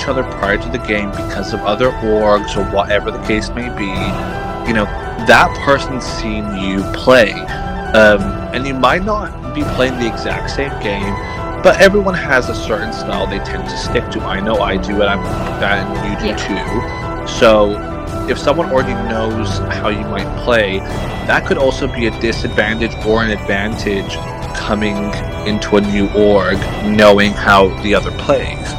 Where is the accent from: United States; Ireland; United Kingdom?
United Kingdom; because we're British